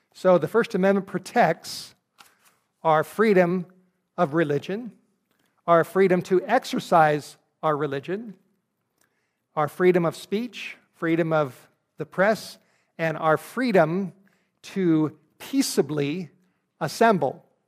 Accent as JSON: {"language": "English", "region": "California", "country": "United States", "tie": "born or raised there", "said": "California, my home state, where I grew up"}